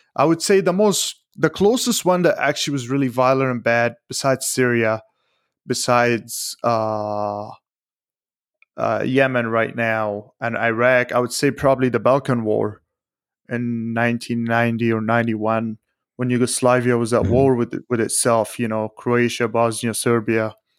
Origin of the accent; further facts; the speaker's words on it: United States; as an American